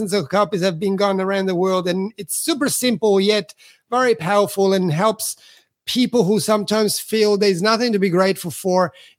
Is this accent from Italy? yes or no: yes; Italy; Again, I'm from Italy, so I'm a foreigner here.